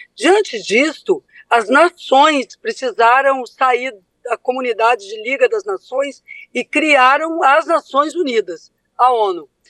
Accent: Brazil; esse país tão complexo que é o nosso

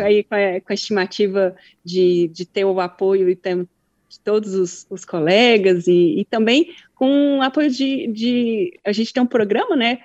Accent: Brasília, Federal District, Brazil; sou brasiliense da cidade

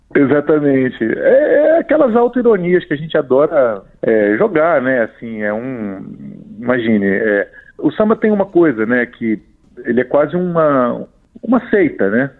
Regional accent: Brazil; enquanto brasileiros

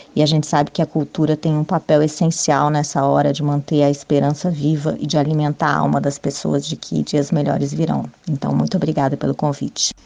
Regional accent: Brasília, Federal District, Brazil; eu cresci em Brasília

